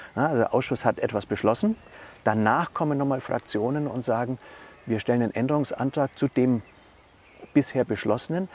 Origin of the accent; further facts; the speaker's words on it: Maintal, Hesse, Germany; Wir kommen beide aus Maintal-Dörnigheim